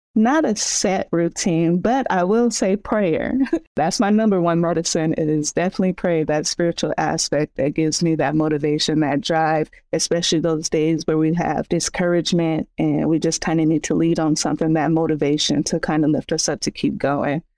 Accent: San Bernardino, California, United States; I'm from San Bernardino, California.

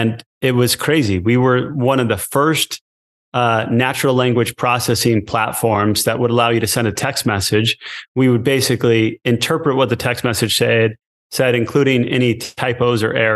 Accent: Connecticut, United States; moved away as an adult; also born or lived in Provo, Utah / Rome, Italy; I grew up in Connecticut

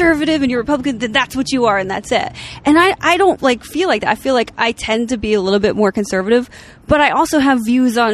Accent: New Jersey, United States; now in Los Angeles, United States; I'm from Jersey

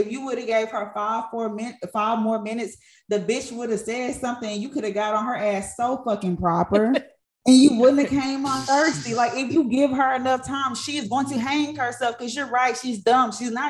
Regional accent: Ghana; I'm Ghanaian, you know, we don't play about that.

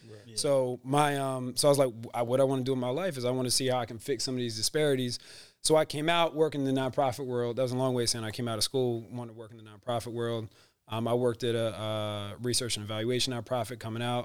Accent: Philadelphia, Pennsylvania, United States; also born or lived in Rochester; I grew up in Germantown

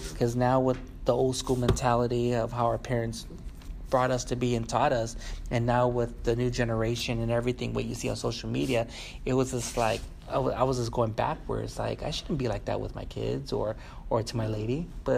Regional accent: United States; born there; I see myself as a Chicano American, you know, because I was born over here. I mean, if I was born in Mexico, it'd be a different story

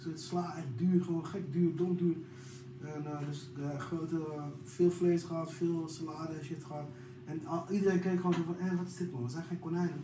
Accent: Amsterdam, North Holland, Netherlands; ik kom uit Amsterdam

